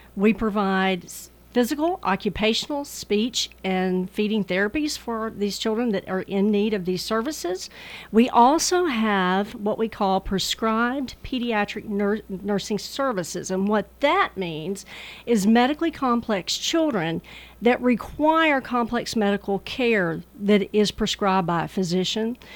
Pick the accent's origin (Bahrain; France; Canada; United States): United States; Murfreesboro, Tennessee; I was born and raised in the Murfreesboro community, right off of Main Street on Second Avenue